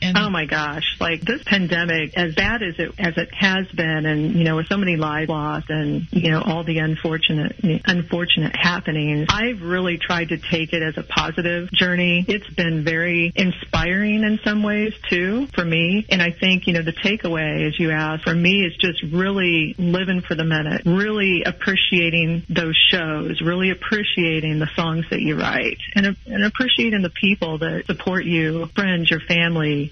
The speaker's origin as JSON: {"language": "English", "town": "Kansas City", "region": "Missouri", "country": "United States", "lives_now": "Mission, Kansas, United States", "said": "I'm originally from Kansas City. City, Missouri"}